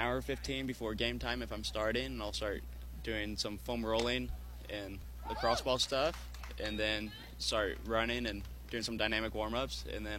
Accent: Columbia, Missouri, United States; I'm from Columbia, Missouri, which is only 20 minutes away about. Went to Hickman High School

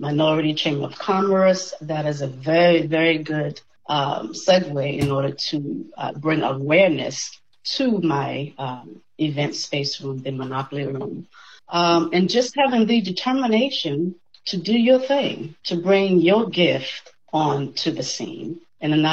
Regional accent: Boston, Massachusetts, United States; moved away as an adult; also born or lived in Cleveland, Ohio; now in Tallahassee, United States; I'm in the beantown of Boston, Massachusetts. I spent all my life there up to the age 30

